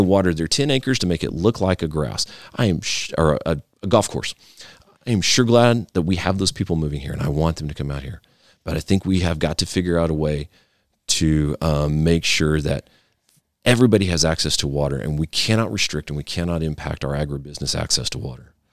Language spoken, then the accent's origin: English; the Texas Panhandle, United States; also born or lived in Jack County, Texas; growing up in the Panhandle